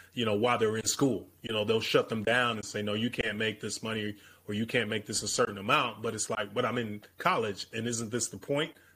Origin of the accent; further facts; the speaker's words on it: Chicago, Illinois, United States; growing up in the South Side of Chicago